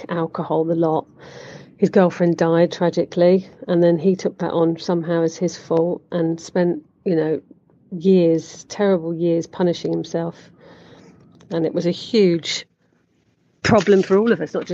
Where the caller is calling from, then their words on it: Barcelona, Catalonia, Spain; calling from sunny Barcelona